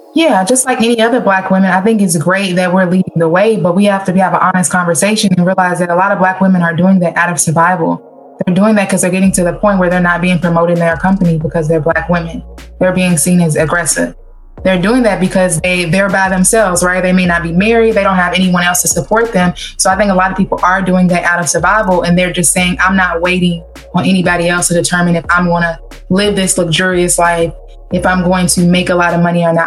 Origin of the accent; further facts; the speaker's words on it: Kentucky, United States; now in Cincinnati, United States; I'm originally from Kentucky